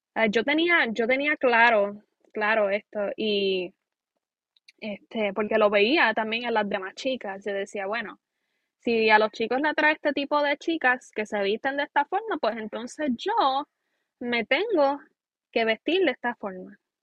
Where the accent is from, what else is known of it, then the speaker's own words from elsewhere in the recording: Aguada, Puerto Rico; soy puertorriqueña, aguadeña